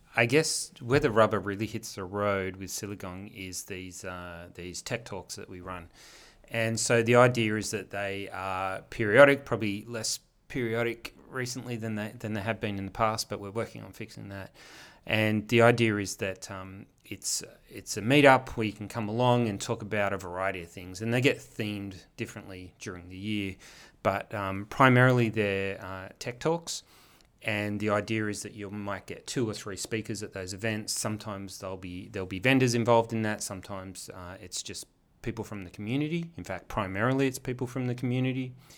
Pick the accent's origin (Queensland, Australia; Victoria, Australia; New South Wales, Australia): New South Wales, Australia; Wollongong; also born or lived in Melbourne / east coast of the US; I'm actually a Wollongong native, born and bred